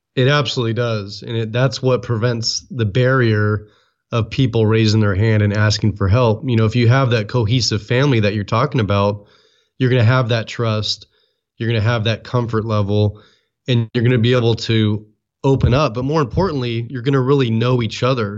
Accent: Oakland, California, United States; also born or lived in San Francisco Bay Area; I was born and raised in Oakland

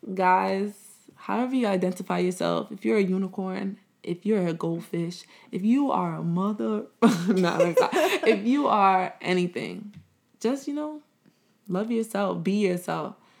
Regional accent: United States; I was born in America, I kinda grew up, like, right when my parents was growing up and they were immigrants

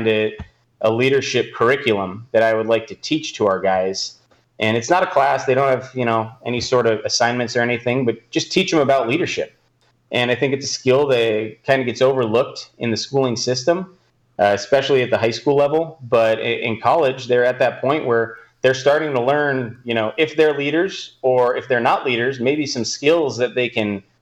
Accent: Southern California, United States; I am from Southern California

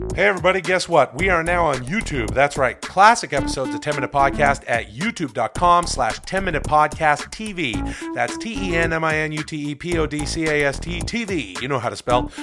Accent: Ladner, British Columbia, Canada; moved away; I'm from a, a small town outside of, uh, Vancouver called Ladner, and it's a great place to grow up.

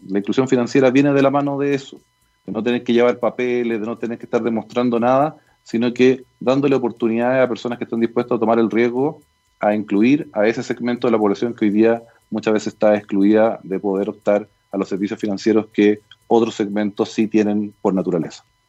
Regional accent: Chile; somos todos los chilenos

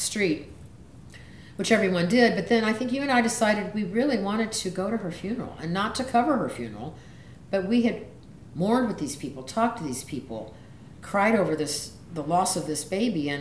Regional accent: the South, United States; I'm from the South

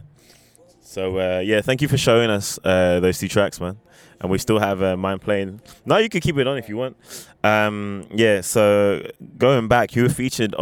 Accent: London, United Kingdom; also born or lived in Japan; I'm from London

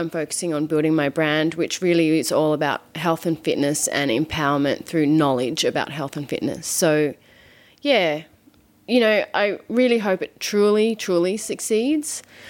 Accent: Australia; accent: Australian; moved away as an adult; on the phone to my family back in Australia, they all laugh at me because I'm like British. I'm like, no, I'm not. So I want to keep my Australian accent for as long as I can, but I've been living here for 9 years

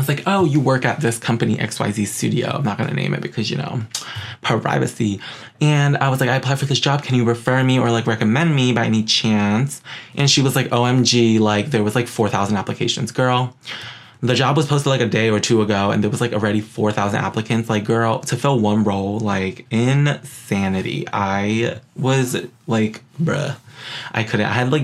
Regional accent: New York City, New York, United States; also born or lived in West Hollywood; now in Burbank, United States; I'm from Queens, New York

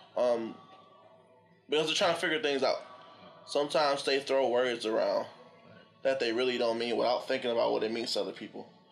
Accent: Detroit, Michigan, United States; Chilling downtown Detroit. Yep. Shout out to the city. I love my hometown

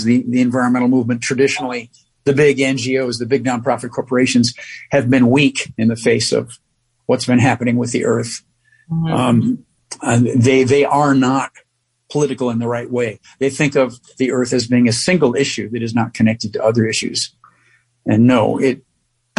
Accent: New York City, New York, United States; being a New Yorker

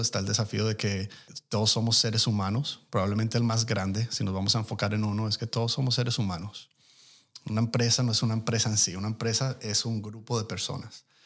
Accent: Colombia; now in United States; yo soy inmigrante colombiano de primera generación

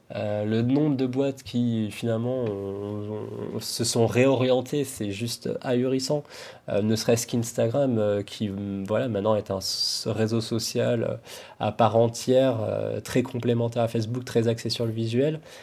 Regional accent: France; nous, en tant que Français

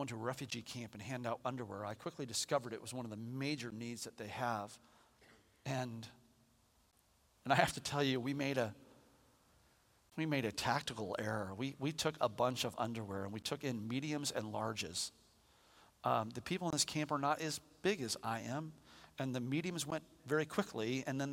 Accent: United States; I'm an American.

